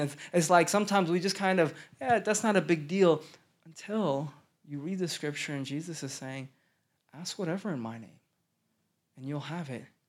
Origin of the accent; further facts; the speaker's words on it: Stillwater, Oklahoma, United States; also born or lived in Denver, Colorado; now in Dallas, United States; I grew up in Stillwater, Oklahoma